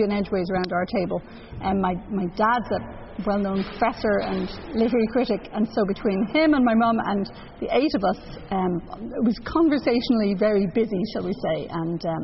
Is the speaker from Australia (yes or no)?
no; Dublin, Leinster, Ireland; moved away as an adult; also born or lived in England; now in Canada; Ireland, where I grew up, and then England, where I lived for 8 years as well